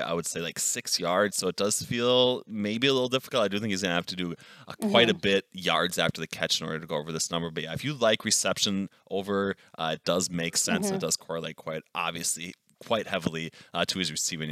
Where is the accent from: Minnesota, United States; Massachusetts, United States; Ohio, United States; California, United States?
Minnesota, United States; I'm from Minnesota